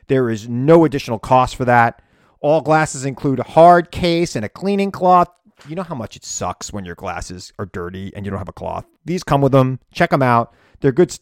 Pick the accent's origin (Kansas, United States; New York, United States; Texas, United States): New York, United States; Long Island; I'm a Long Island kid who rooted for the Yankees